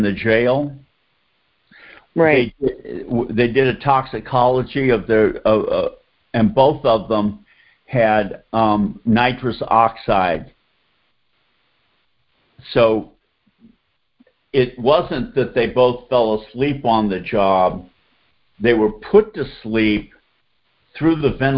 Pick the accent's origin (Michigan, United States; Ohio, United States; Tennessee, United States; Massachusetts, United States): Massachusetts, United States; Boston; now in Atlanta, United States; I grew up in Boston, so I'm a Celtics, Red Sox, Patriots, Bruins fan.